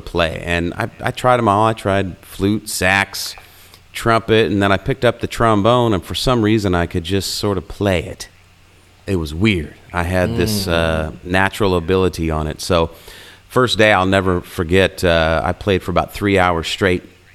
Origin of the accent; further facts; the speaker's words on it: Illinois, United States; where I grew up in Illinois